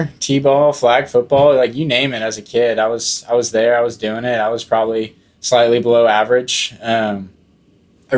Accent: Frisco, Texas, United States; I grew up in Frisco, Texas, the beautiful suburb in the DFW area

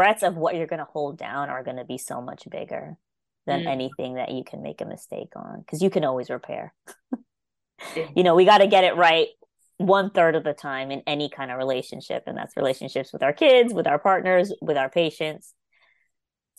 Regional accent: New York City, New York, United States; moved away as an adult; now in Mobile, Alabama, United States; I grew up in Brooklyn, it was in the Hasidic Jewish area

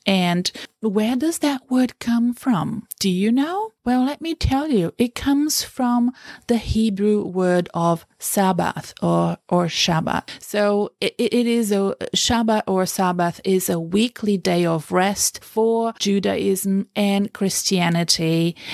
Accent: Brazil; now in Australia; I come from Brazil

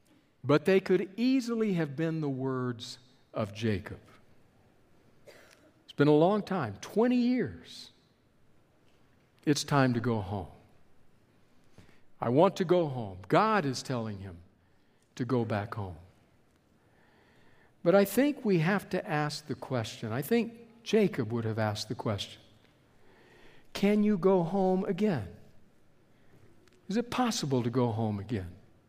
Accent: Bogota, Colombia; born there; also born or lived in California / Texas; I was not born in Texas. I was born in Bogota, Colombia, in South America.

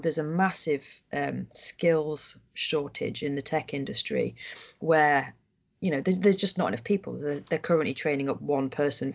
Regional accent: Harrogate, Yorkshire and the Humber, United Kingdom; I'm from Harrogate

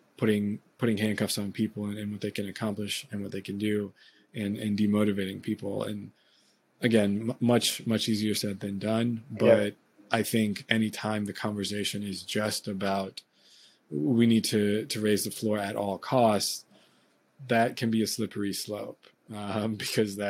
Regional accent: United States; I'm someone who in America, you know, grew up using a lot of the very helpful kind of public services

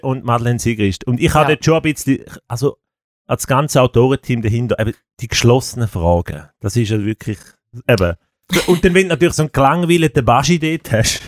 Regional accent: Switzerland; als Schweizer

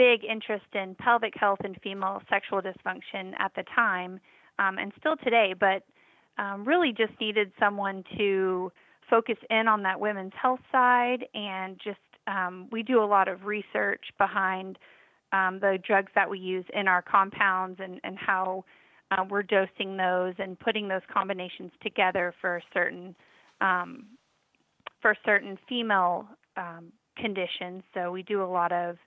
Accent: Texas, United States; now in Georgia, United States; I was born and raised in Texas

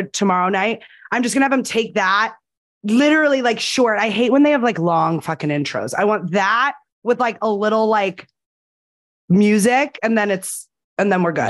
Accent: New Jersey, United States; I was born in New Jersey.

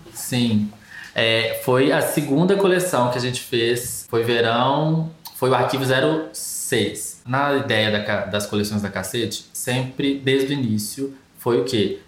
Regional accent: Brazil; a gente é brasileiro

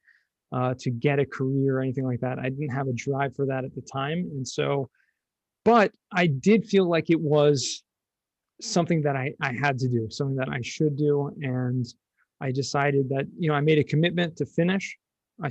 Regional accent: Los Angeles, California, United States; moved away as an adult; also born or lived in San Diego; now in Jerusalem, Israel; I grew up in Southern California, Los Angeles

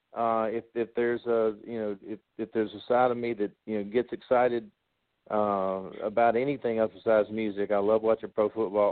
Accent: Osceola, Arkansas, United States; moved away as an adult; also born or lived in Dallas; now in Nashville, United States; I'm originally from Osceola, Arkansas.

